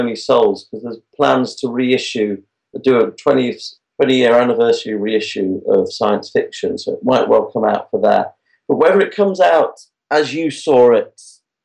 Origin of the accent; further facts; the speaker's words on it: Derbyshire, East Midlands, United Kingdom; I'm from Derbyshire. When I was a kid, a little cinema in Derby called the Metro